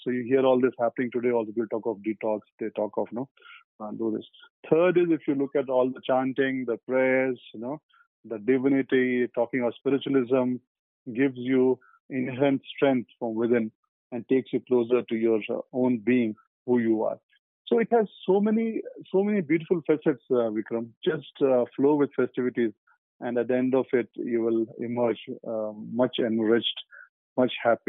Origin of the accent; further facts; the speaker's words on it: Kolkata, West Bengal, India; I grew up in Calcutta, as I've mentioned earlier. So Calcutta is Durga Puja.